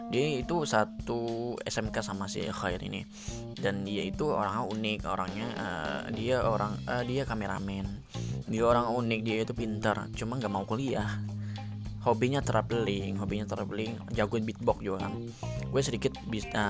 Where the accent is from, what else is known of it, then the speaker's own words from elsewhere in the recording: Central Kalimantan, Indonesia; kenal kan gue perantauan gitu kan dari Kalimantan